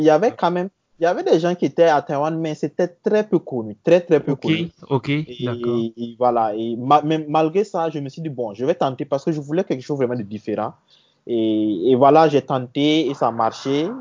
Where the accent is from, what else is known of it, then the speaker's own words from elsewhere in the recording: Burkina Faso; also born or lived in Côte d'Ivoire; je suis né en Côte d'Ivoire. J'ai commencé euh, voilà, le, primaire en Côte d'Ivoire. Mais euh, mon père étant burkinabé et voulait repartir euh, voilà, dans le pays, au Burkina. Donc, j'ai suivi mon père.